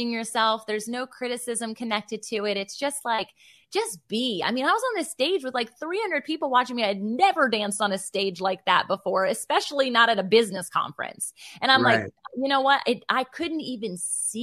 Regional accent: Virginia Beach, Virginia, United States; It'll be in Virginia Beach, Virginia, and that's my hometown.

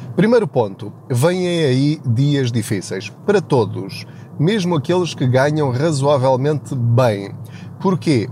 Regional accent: Portugal; a nossa mentalidade enquanto portugueses

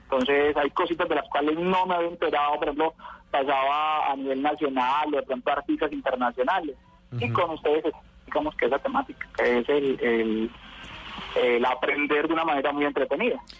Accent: Urabá, Antioquia, Colombia; also born or lived in Cáceres, Antioquia / Medellín; now in Apartadó, Colombia; Yo soy de Cáceres, Cáceres, Antioquia, antes de llegar al Bajo Cauca. Pero soy criado en Medellín como hasta los ocho años y como a los, sí, como los 9, 10 me vine para la región del Urabá y estoy viviendo en apartado

